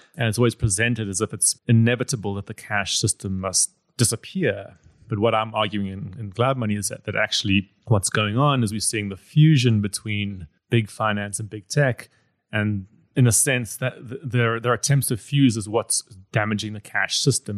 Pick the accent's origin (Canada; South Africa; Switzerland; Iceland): South Africa; I come from South Africa